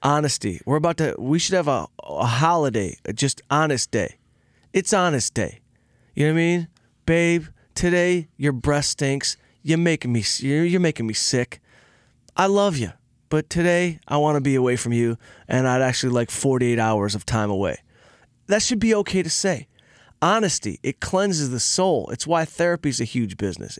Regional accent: outside Detroit, Michigan, United States; I had a, a band of misfit crew members growing up outside Detroit

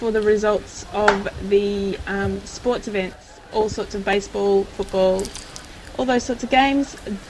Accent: Australia

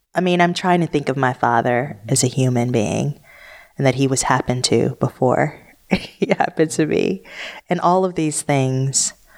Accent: Detroit, Michigan, United States; I grew up in Detroit where it was ninety-nine point nine percent black.

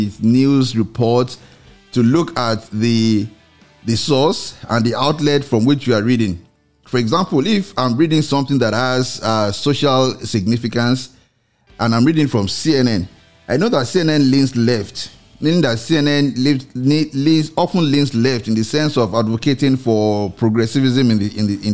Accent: Nigeria; in Nigeria, because you find that, well, because we are a religious nation

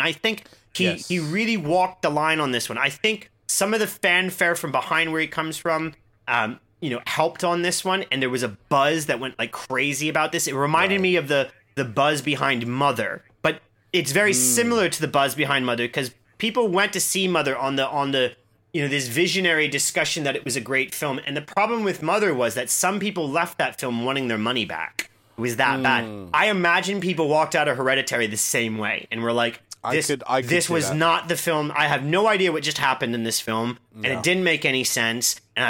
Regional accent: Midwest, United States; moved away; I grew up in the Midwest

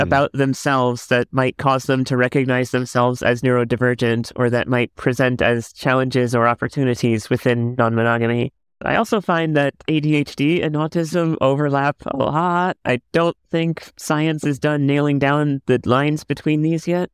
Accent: Miami, Florida, United States; I grew up in the Cuban American community in Miami

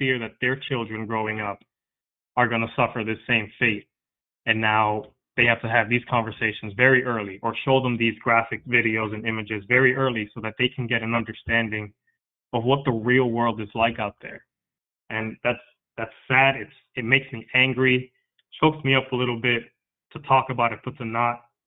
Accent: New York, United States; my parents are Dominican. I'm Dominican, but I was born in New York

